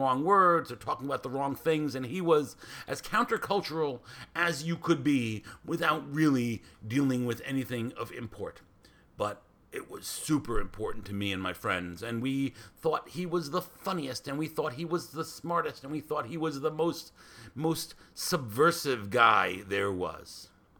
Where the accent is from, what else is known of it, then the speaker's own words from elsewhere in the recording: New York City, New York, United States; I grew up in New York City